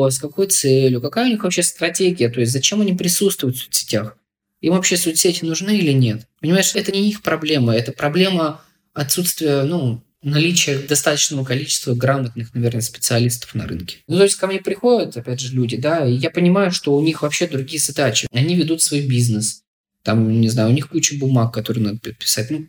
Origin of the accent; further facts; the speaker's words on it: Chelyabinsk, Chelyabinsk Oblast, Russia; я не хочу по-снобски относиться к регионам, я сам из Челябинска.